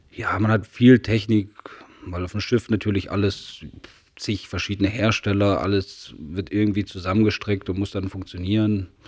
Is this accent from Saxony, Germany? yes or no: yes; Saxony, Germany; nee, ja, ich bin ja, in Sachsen geboren, meine Lehre gemacht.